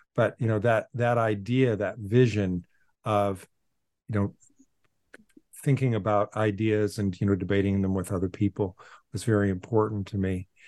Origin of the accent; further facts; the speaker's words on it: Portland, Oregon, United States; now in Boston, United States; I was born in Portland, Oregon, and I went to the local public schools